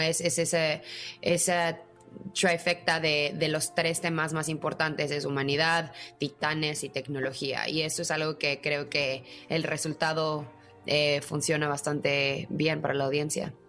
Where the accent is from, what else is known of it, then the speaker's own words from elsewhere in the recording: Mexico; como mexicana